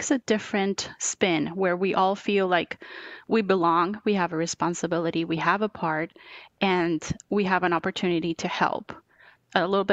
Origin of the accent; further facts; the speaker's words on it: Bogotá, Colombia; English is a second language; moved away as an adult; now in United States; I was born and raised in Bogota, Colombia, in South America, and did all of school and the first year of college in Bogota